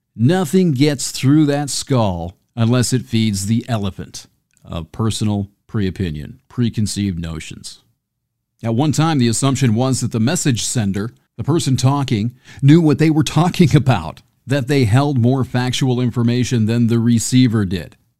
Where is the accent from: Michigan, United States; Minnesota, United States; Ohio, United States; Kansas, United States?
Michigan, United States; near Homer; I grew up near Homer